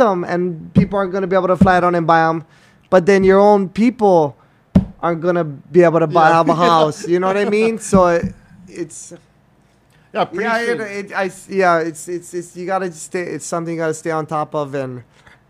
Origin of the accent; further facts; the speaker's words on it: Hawaii, United States; we're all from Hawaii